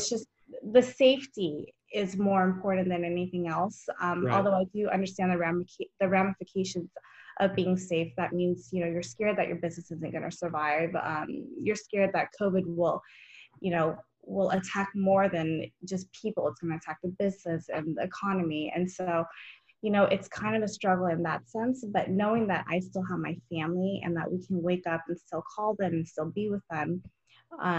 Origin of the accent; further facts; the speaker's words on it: San Jose, California, United States; I was born and raised in California. My first half, I grew up in San Jose, the second half of my life down in Southern California